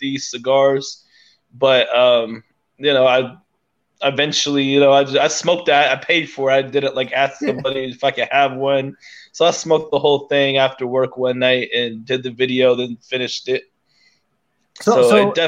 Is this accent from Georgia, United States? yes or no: no; Rockledge, Florida, United States; also born or lived in Melbourne, Florida / Cocoa, Florida; Born and raised in Brevard County, Florida. I was born in Melbourne at Holmes Regional